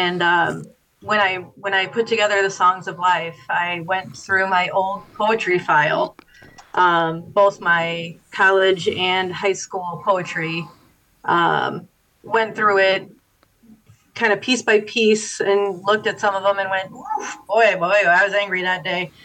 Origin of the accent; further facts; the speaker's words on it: Dyer, Indiana, United States; also born or lived in Bloomington, Indiana; I grew up in Dyer, and as I like to say, I moved all the way to Schererville